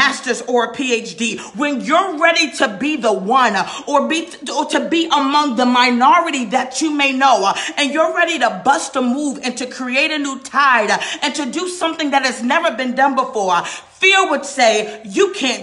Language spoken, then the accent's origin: English; New York, United States; now in North Carolina, United States; I'm from New York, y'all. I live in North Carolina now, but I'm a New Yorker